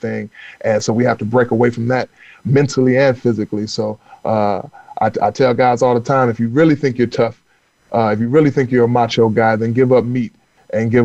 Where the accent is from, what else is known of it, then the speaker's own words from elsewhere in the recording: North Carolina, United States; I grew up in North Carolina, where, you know, the economy is run off the pig and tobacco